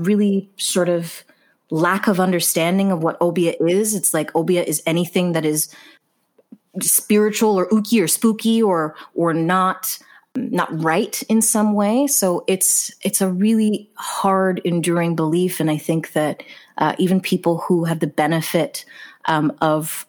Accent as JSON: {"language": "English", "country": "Jamaica", "said": "as both a Jamaican woman"}